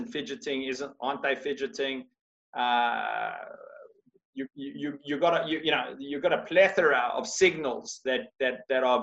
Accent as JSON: {"language": "English", "country": "Australia", "said": "I'm from Australia"}